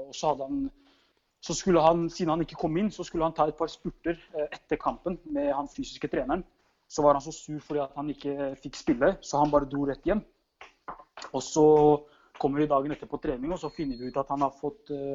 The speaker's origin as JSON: {"language": "Norwegian", "country": "Norway", "also_born_or_lived": "Drammen", "moved": "as an adult", "lives_now": "Hungary", "said": "hjemme i Norge"}